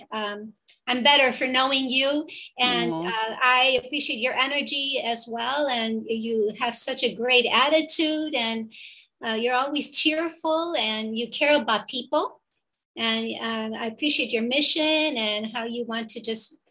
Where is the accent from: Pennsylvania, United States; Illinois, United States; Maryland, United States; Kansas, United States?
Illinois, United States; Chicago; moved away as an adult; now in California, United States; I was born and raised in Chicago, and my parents were from Mexico.